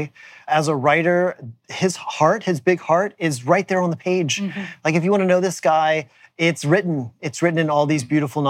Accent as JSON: {"language": "English", "area": "rural part north of New Orleans", "region": "Louisiana", "country": "United States", "moved": "yes", "said": "I'm from Louisiana, from a rural part north of New Orleans, where they don't have big gay weddings. And in fact, when I lived there, I didn't know any gay people."}